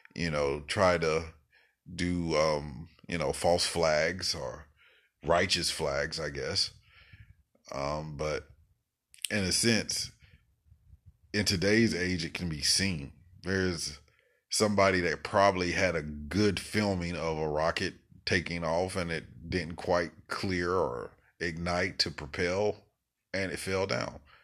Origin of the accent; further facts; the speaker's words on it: United States; as an American